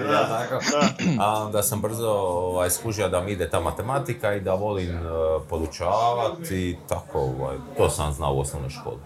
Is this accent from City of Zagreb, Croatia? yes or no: no; Split, Split-Dalmatia County, Croatia; moved away as an adult; now in Zagreb, Croatia; ja sam rođen u Splitu, ja sam dalmatinac, ali ovdje sam više od koliko, 25 godina.